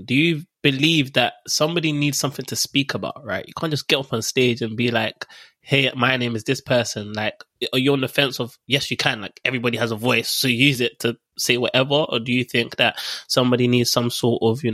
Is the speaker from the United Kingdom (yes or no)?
yes; Dagenham, London, United Kingdom; also born or lived in Barking; I grew up in Dagenham and Barking around there